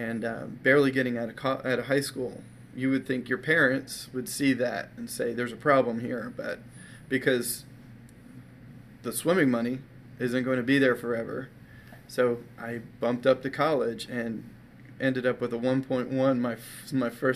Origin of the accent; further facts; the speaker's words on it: Maryland, United States; I grew up in my adolescent years, I grew up in Maryland